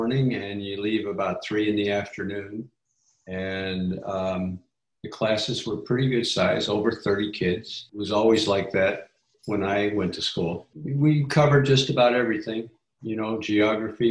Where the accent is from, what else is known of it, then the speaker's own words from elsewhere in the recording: Chicago, Illinois, United States; I was born in Chicago, almost downtown, at what is now Northwestern